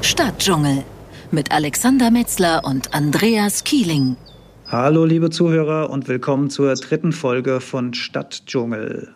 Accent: Germany; für mich als Deutscher

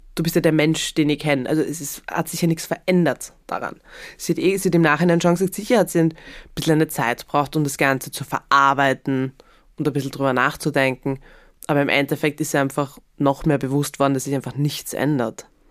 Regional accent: Graz, Styria, Austria; ich bin ja in Graz aufgewachsen

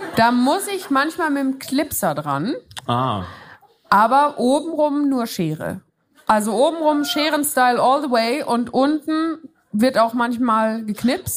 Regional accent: Switzerland; moved away; Es geht zurück in meine Heimat, in die Schweiz.

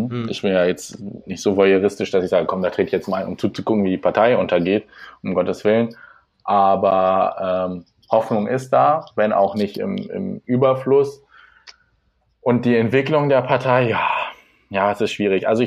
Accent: small village near Hildesheim, Lower Saxony, Germany; now in Hildesheim, Germany; ich komme aus einem kleinen Dorf in der Nähe von Hildesheim, also so 15 Kilometer südlich. Ich bin jetzt für die Ausbildung hergezogen

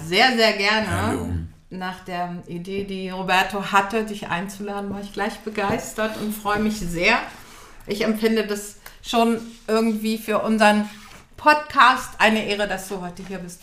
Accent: Göttingen, Lower Saxony, Germany; am Theater Heidelberg in Göttingen, wo ich herkomme

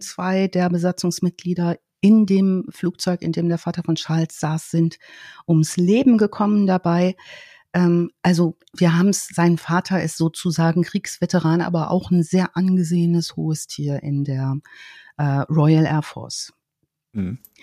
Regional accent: Germany; in der Heimat, in meiner Heimatstadt

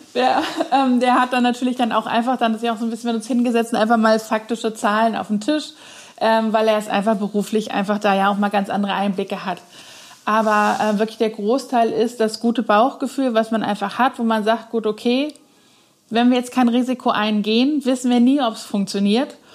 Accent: Cologne, North Rhine-Westphalia, Germany; moved away as an adult; now in Neuwied, Germany; als gebürtige Kölnerin

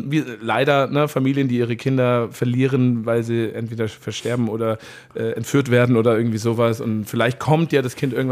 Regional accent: Bavaria, Germany; ein, ein, ein, also alle, die aus dem Oberland kommen, da wo ich herkomme

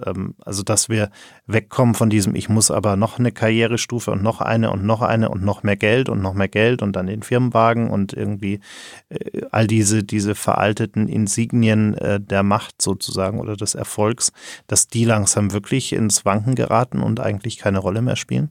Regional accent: Germany

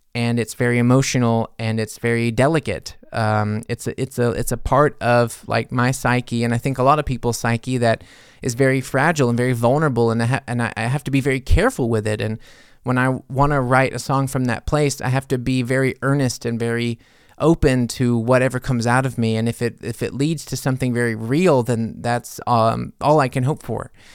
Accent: United States; now in Germany; being an American in Germany

